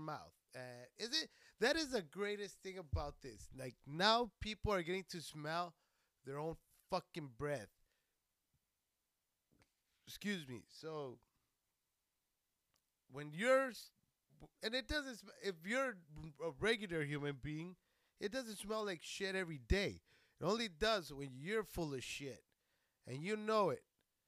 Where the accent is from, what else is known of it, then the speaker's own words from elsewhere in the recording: Socorro, Texas, United States; moved away; I'm from Texas. I'm from a little place named Socorro